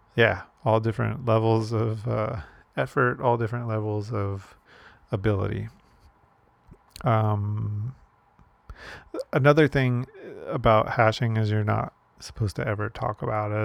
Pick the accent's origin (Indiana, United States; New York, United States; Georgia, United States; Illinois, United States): Illinois, United States; Chicago; moved away as an adult; now in Hawaii, United States; I grew up in Chicago